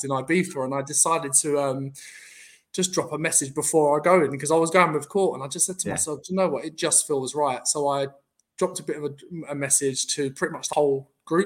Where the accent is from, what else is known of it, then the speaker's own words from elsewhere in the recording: London, United Kingdom; I'm obviously from Southeast London